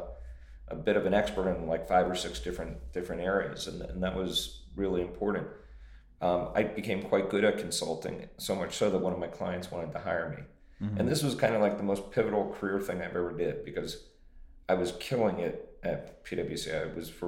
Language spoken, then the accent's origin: English; Pennsylvania, United States; I grew up in Pennsylvania